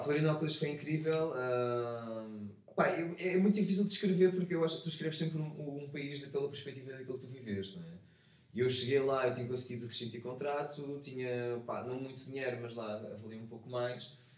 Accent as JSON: {"language": "Portuguese", "country": "Portugal", "said": "enquanto português"}